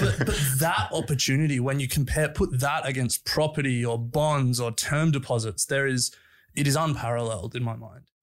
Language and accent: English; Sydney, New South Wales, Australia; also born or lived in Canberra; I grew up in Sydney